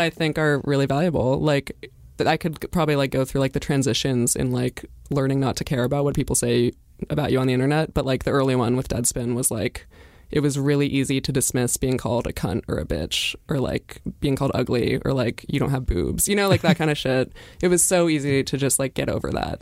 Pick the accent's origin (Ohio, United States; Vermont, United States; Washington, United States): Vermont, United States; Brattleboro; I'm from Brattleboro, Vermont